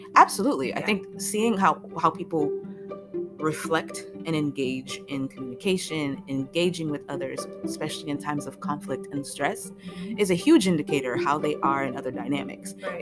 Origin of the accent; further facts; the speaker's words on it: Florida, United States; I am originally from Florida. I went to school in Florida.